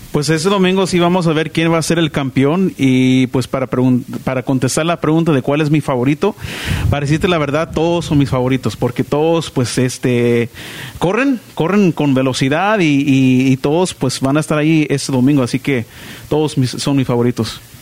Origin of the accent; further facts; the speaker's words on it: Southern California, United States; De, pues aquí del sur de California, pero mis papás de, de Sonora